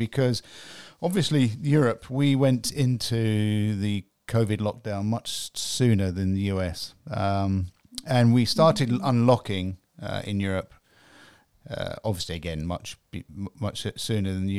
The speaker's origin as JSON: {"language": "English", "region": "England", "country": "United Kingdom", "said": "I'm English"}